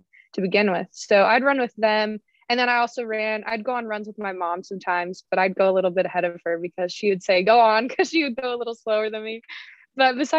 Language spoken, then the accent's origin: English; Prescott, Arizona, United States; moved away as an adult; I grew up in Northern Arizona, not Flagstaff, but like Prescott.